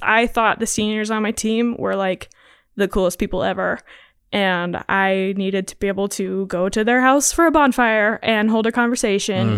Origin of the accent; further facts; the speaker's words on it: Laurel, United States; I did preschool at a small church in Laurel and then kindergarten all the way through twelfth, I was Laurel Public Schools.